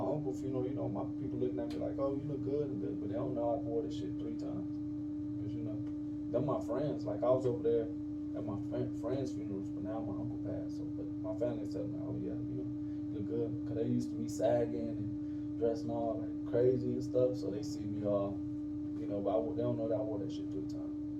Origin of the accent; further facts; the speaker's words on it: Atlanta, Georgia, United States; I'm from the South Side. So, you know, it's mostly blacks, few whites and stuff